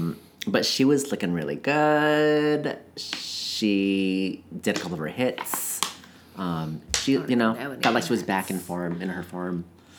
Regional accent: Coon Rapids, Minnesota, United States; next to where I grew up in Coon Rapids.

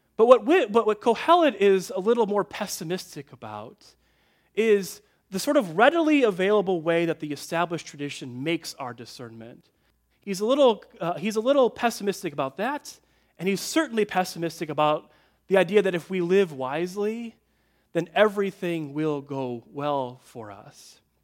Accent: Midwest, United States; I grew up in the Midwest

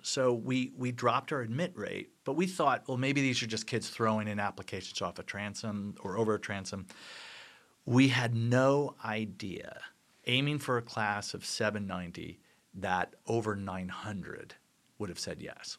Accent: New Jersey, United States; I'm from New Jersey

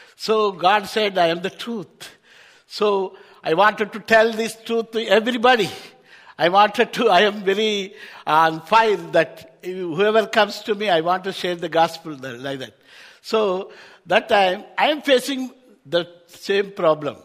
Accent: Hyderabad, Telangana, India; I am from Hyderabad, India. Back in India, very uh, warm weather.

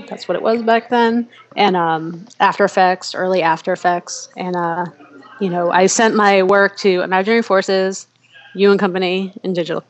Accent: New York, United States; moved away as an adult; now in Chicago, United States; And so I'm from New York originally, so I wound up in Chicago.

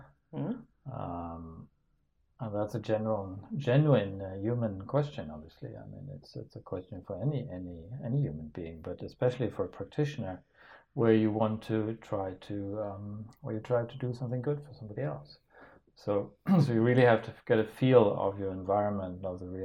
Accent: Denmark; I'm from Denmark

